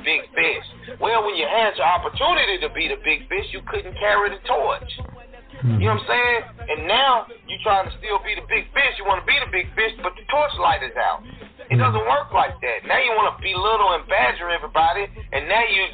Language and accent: English; Nashville, Tennessee, United States; moved away; also born or lived in Miami, Florida / Albany, Georgia; I'm from Nashville